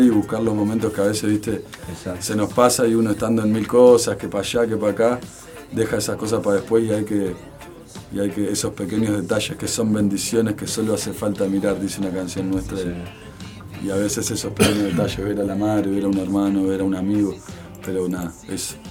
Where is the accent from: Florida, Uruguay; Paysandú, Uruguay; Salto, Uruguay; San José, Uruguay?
Salto, Uruguay; moved away as an adult; now in Montevideo, Uruguay; nací en Montevideo. Nací en Montevideo, pero cuando tenía un año, un año y pico, eh, mi madre se fue a vivir a Salto. Por lo tanto, me crié, me crié allá